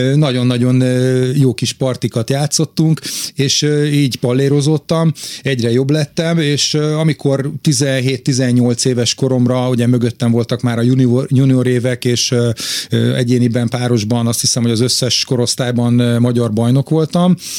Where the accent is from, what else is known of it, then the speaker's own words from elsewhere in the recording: Budapest, Hungary; én jó magam városmajori srác vagyok, a szüleim a János Kórházhoz közel laktak, ott nőttem föl